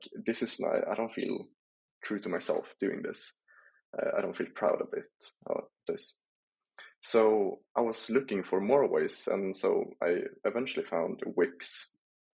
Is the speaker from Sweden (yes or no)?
yes; Sundsvall, Västernorrland County, Sweden; moved away as an adult; now in France; I moved from my home town in Sundsvall in Sweden to go to France.